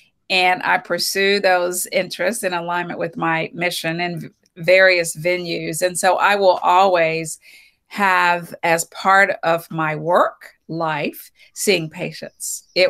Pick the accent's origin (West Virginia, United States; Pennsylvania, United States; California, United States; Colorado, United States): West Virginia, United States; Bluefield; Well, I am originally from West Virginia, a small town in West Virginia, Bluefield, West Virginia.